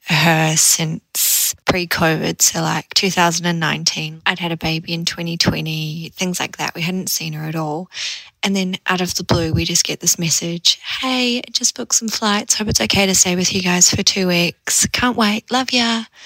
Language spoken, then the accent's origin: English; New Zealand; now in Australia; we live in Australia. We're from New Zealand